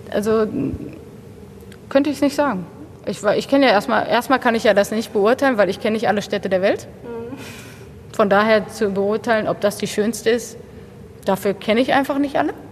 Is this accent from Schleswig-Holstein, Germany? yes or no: no; Bochum, North Rhine-Westphalia, Germany; born there; also born or lived in Paris; Ich, ich meine, ich bin in Bochum geboren. Ich, habe auch noch nicht so viel äh, wohnlich nicht so viel anderes gesehen. Ich bin tatsächlich auch immer in meinem Viertel so ein bisschen geblieben